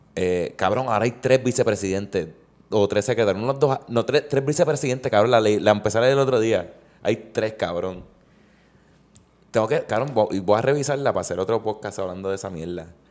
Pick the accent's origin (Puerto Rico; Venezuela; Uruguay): Puerto Rico; como patrono puertorriqueño